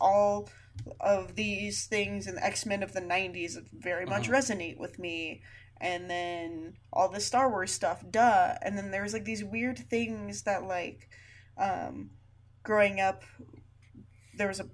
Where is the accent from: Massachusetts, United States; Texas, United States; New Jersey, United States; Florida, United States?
Florida, United States; South; moved away; growing up in South Florida